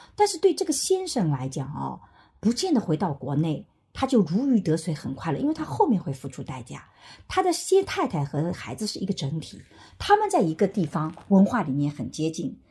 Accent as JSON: {"language": "Chinese", "country": "China", "said": "我们中国人"}